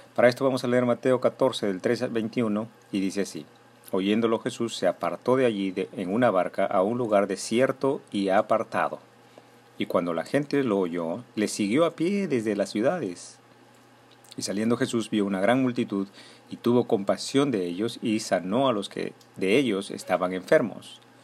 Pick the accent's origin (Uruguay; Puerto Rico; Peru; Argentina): Peru; Ilo, Moquegua; mi pueblo de Hilo, mi pueblo natal